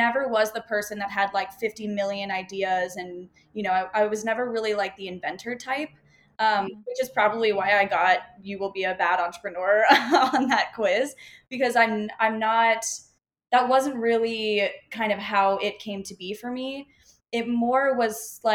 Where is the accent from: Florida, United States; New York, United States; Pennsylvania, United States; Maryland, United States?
Florida, United States; moved away as an adult; now in Austin, United States; I'm from Florida, grew up in Florida